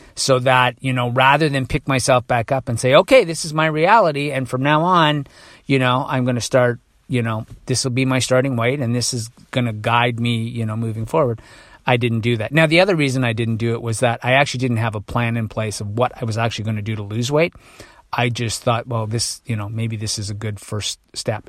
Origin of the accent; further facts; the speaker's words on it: Toronto, Ontario, Canada; I'm from Toronto